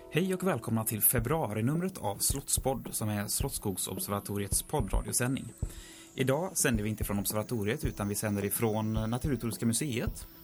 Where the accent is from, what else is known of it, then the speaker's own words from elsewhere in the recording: Tjörn, Västra Götaland, Sweden; på Tjörn där jag kommer ifrån